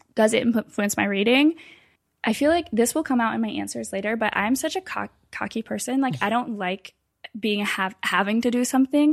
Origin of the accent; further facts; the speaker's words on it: Ann Arbor, Michigan, United States; moved away as an adult; now in Washington, D.C., United States; I'm from Michigan originally. I had lived in Ann Arbor my whole life